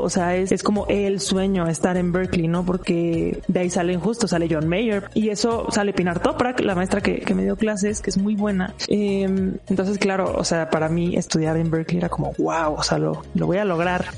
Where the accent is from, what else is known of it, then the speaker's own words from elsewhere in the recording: Mexico; yo soy mexicana